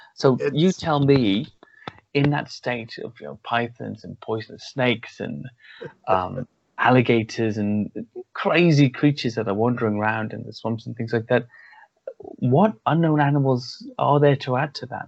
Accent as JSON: {"language": "English", "region": "Wales", "country": "United Kingdom", "tie": "born or raised there", "said": "I grew up in Wales"}